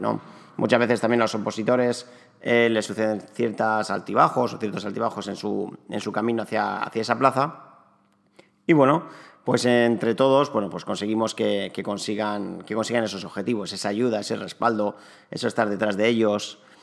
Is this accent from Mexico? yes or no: no; Alicante, Valencian Community, Spain; also born or lived in Barcelona; nací en Alicante hace ya casi 35 años. Me especialicé en, o me diplomé en recursos humanos y relaciones laborales en la Universidad de Alicante